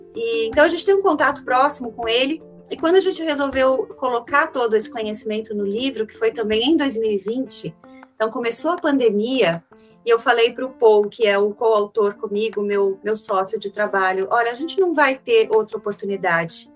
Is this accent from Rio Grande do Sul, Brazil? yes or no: no; Xanxerê, Santa Catarina, Brazil; moved away; Eu nasci em Xanxerê, uma cidadezinha de hoje 50 mil habitantes